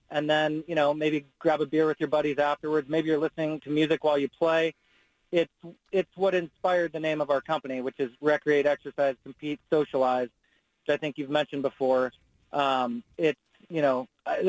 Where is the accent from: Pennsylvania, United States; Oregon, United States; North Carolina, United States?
Oregon, United States; Gladstone; I grew up in Gladstone